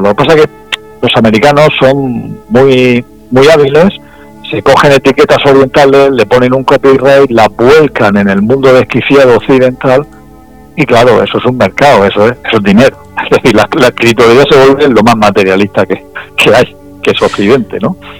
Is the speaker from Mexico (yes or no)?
no; Region of Murcia, Spain; also born or lived in Valencia; siendo murciano